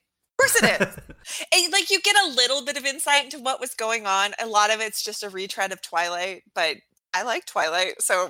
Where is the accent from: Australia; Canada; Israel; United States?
United States; Alaska; I grew up in Alaska with, like, a very large indigenous population.